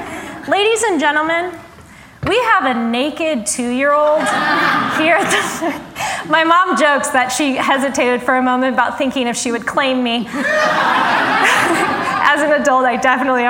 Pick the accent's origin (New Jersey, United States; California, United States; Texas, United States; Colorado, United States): Colorado, United States; Denver; I am from Denver.